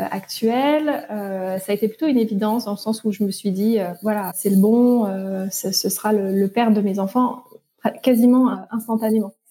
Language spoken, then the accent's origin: French; eastern France, France; j'ai 32 euh, ans. Je suis euh, la maman d'une petite fille de 3 ans et demi. Je suis originaire de l'Est de la France, mais j'ai vécu un peu partout, partout en France, partout dans le monde.